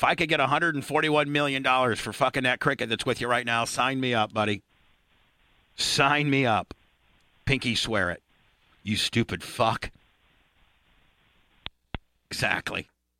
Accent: Warsaw, Indiana, United States; moved away; I was born and raised in Warsaw, Indiana, which is 39 miles from Fort Wayne.

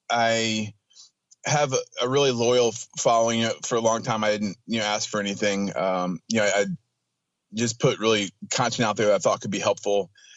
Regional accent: Atlanta, Georgia, United States; I grew up in Atlanta, went to college, got a double major in English and Spanish.

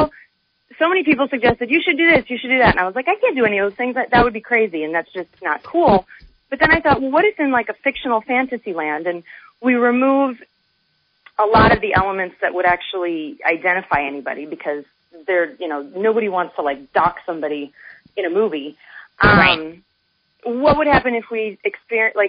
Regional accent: Nebraska, United States; moved away as an adult; now in New York, United States; I'm from Nebraska

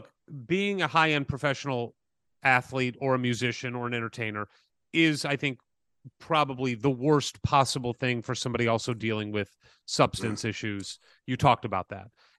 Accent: St. Louis, Missouri, United States; I grew up in St. Louis, Missouri.

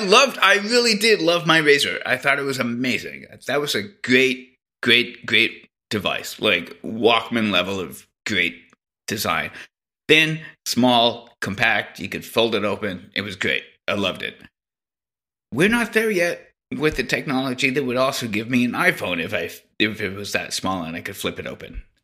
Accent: Canada; I'm Canadian

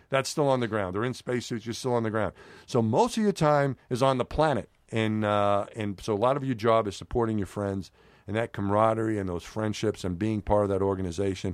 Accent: New York City, New York, United States; moved away; also born or lived in Houston; when I was growing up in New York

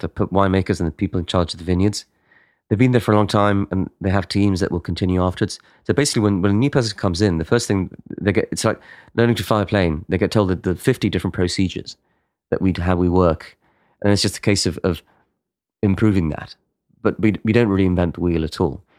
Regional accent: Spain; in Spain, we're much more chaotic

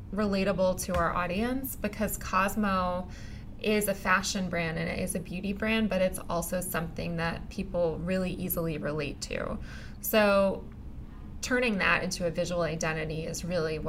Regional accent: Texas, United States; I'm also from Texas

